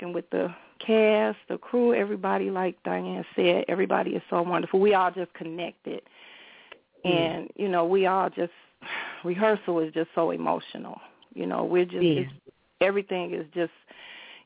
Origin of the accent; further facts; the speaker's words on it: Chicago, Illinois, United States; I grew up in Roseland